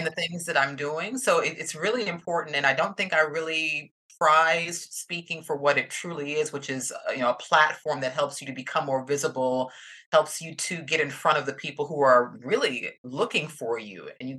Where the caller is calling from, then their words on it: Atlanta, Georgia, United States; I'm coming from Atlanta, Georgia in the United States, southeastern U.S.